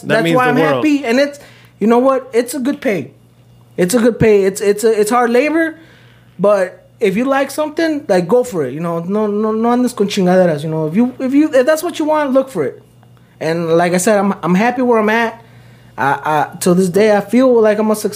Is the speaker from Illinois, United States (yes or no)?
yes; Streamwood, Illinois, United States; I grew up in Streamwood